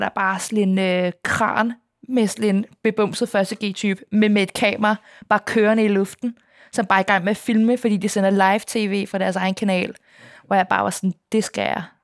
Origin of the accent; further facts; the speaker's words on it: Copenhagen, Capital Region of Denmark, Denmark; jeg er opvokset på Østerbro, men det var dengang, det ikke var super fint